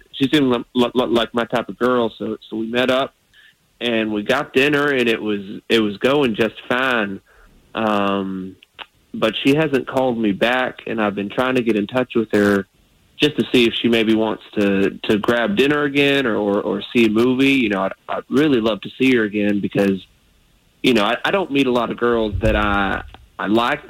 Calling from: Sanford, United States; I'm from Sanford.

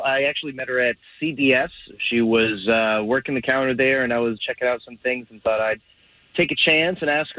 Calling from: Orlando, Florida, United States; I'm calling from the Lee Vista area.

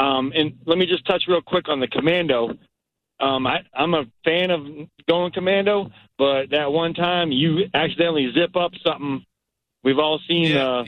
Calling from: North Port, Florida, United States; I'm calling from Northport, Florida.

